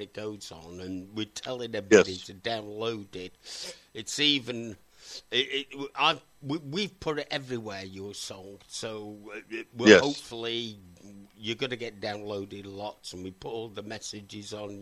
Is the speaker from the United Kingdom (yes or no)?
yes; Wales, United Kingdom; I'm a Welshman.